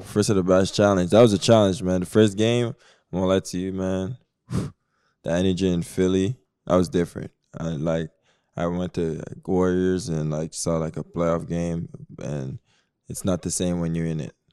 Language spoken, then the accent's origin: English; Canada; I'm Canadian